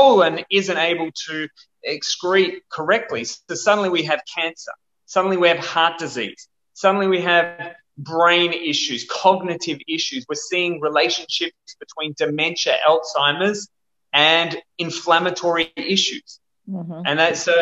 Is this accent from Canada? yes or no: no; Perth, Western Australia, Australia; Where I'm from Perth, Western Australia, and we are one of the bushfire capitals of the world.